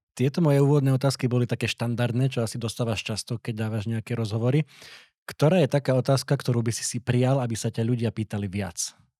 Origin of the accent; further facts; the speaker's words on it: eastern Slovakia, Slovakia; u nás na východe